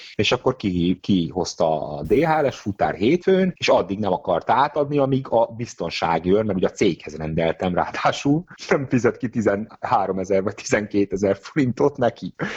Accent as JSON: {"language": "Hungarian", "country": "Hungary", "also_born_or_lived": "England", "said": "én azért költöztem haza Angliából első sorban, mert magyar lányjal szerettem volna együtt lenni"}